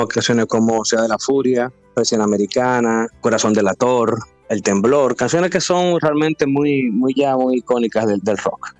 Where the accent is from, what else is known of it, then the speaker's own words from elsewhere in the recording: Dominican Republic; como todo dominicano, está como en el, tapiz del background de toditos nosotros